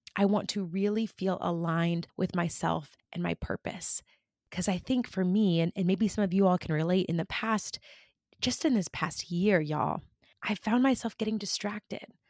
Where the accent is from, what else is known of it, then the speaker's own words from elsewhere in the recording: California, United States; moved away; I grew up in California, and I live here again now